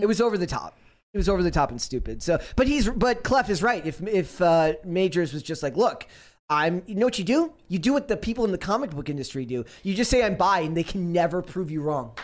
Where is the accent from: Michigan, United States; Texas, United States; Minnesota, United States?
Minnesota, United States; I'm from Minnesota